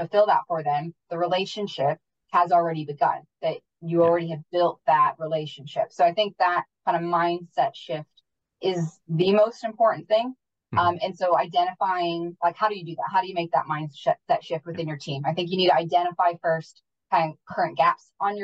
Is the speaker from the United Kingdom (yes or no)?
yes; Wales, United Kingdom; moved away; I'm originally from the UK and from Wales